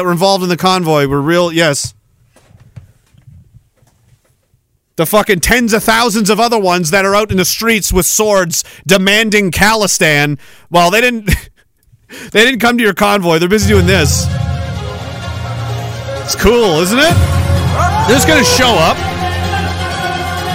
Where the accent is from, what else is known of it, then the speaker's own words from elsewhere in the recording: Canada; we're Canadian.